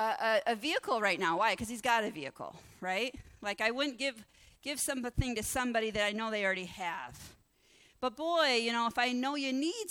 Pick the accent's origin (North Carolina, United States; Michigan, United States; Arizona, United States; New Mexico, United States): Michigan, United States; we're all from Michigan